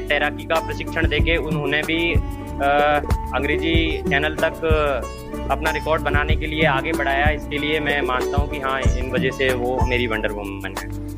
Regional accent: Jaipur, Rajasthan, India; जयपुर का निवासी हूँ

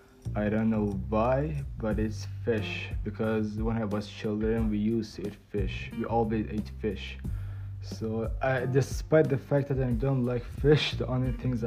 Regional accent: Iran; English is a second language; moved away; I'm from Iran.

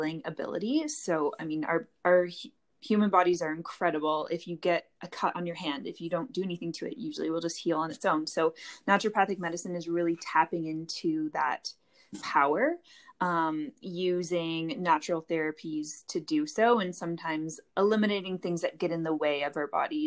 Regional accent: Sarnia, Ontario, Canada; moved away as an adult; now in Calgary, Canada; I'm from Ontario, Canada, this little town called Sarnia. But I currently live in Calgary, Alberta, Canada

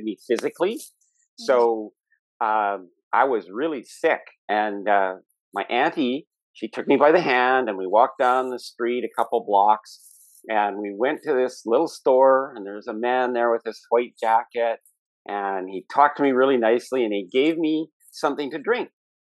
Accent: Canada; being Canadian and being American

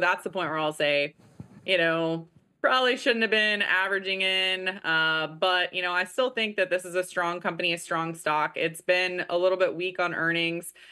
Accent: Kansas City, Missouri, United States; I am actually from Kansas City

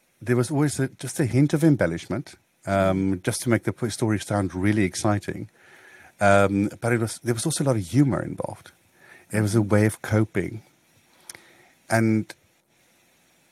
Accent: Botswana; I grew up close to Gaborone and on a rural community there.

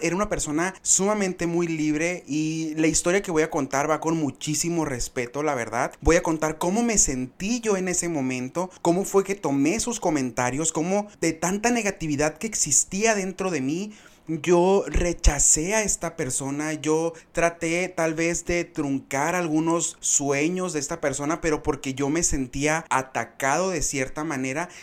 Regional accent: Benjamín Hill, Sonora, Mexico; tengo público en mi pueblo, orgullosamente ferrocarrilero

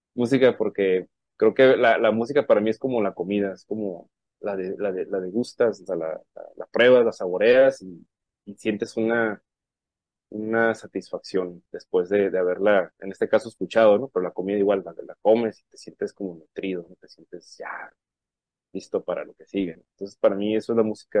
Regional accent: Puerto Peñasco, Sonora, Mexico; now in Tijuana, Mexico; Yo nací en Sonora, pero desde el 93 estoy acá en Tijuana, ¿no? Entonces soy como una, soy sonorense, tijuanense y bueno, de Puerto Peñasco, Sonora, allá soy.

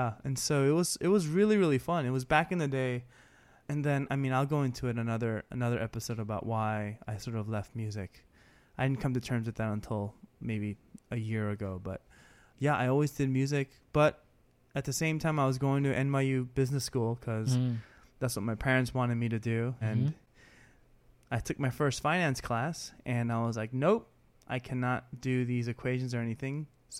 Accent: Queens, New York, United States; also born or lived in Texas / Brooklyn; All I know is that I was born in Texas, but pretty much raised in New York. We moved to Brooklyn when I was in first grade, then moved to Queens, and I've been in Queens my whole life.

